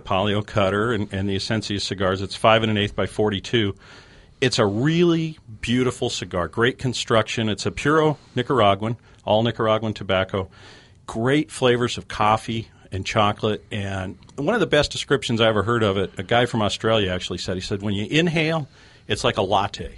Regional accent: Colorado, United States; moved away; I grew up in Colorado, uh, fly fishing out there.

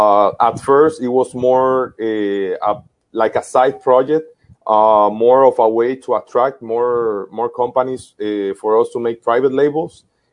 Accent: Tamboril, Santiago, Dominican Republic; the little market in Tamboril, my hometown.

